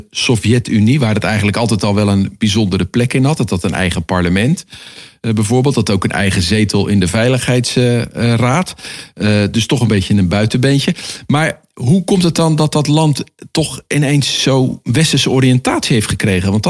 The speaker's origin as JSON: {"language": "Dutch", "country": "Netherlands", "said": "wij als Nederlanders"}